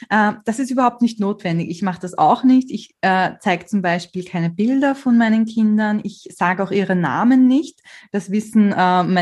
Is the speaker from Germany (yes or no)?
no; Austria; Man hört es wahrscheinlich, ich bin Österreicherin und ich lasse wahnsinnig gern so österreichische Redewendungen einfließen in meine Blogartikel.